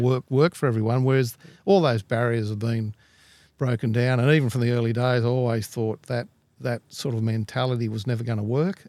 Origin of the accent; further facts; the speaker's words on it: Glenbrook, New South Wales, Australia; I grew up in the Lower Blue Mountains at a place called Glenbrook